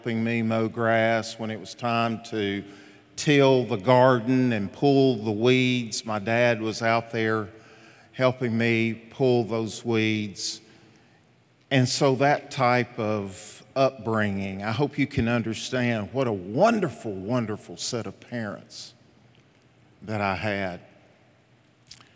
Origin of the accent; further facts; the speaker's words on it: Jacks Creek, Tennessee, United States; a little boy, an only child, growing up. His parents had him at age 40. Growing up in Jacks Creek, Tennessee. If you guys knew how I grew up in a little shotgun home